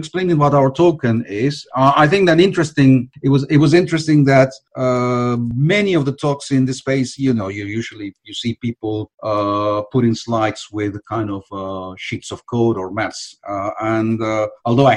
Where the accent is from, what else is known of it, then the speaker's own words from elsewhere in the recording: Argentina; I'm from Argentina